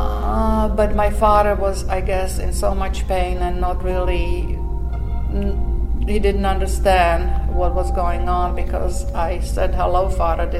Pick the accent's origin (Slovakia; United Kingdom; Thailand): Slovakia; English is a second language; moved away as an adult; also born or lived in Montreal, Canada; now in United States; from a little Slovak country to come here